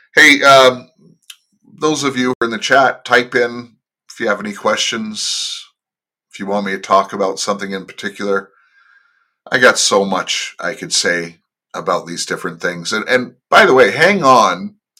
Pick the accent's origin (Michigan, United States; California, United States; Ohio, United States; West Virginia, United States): California, United States; Los Angeles; moved away as an adult; now in Toronto, Canada; I was born and raised in the Los Angeles area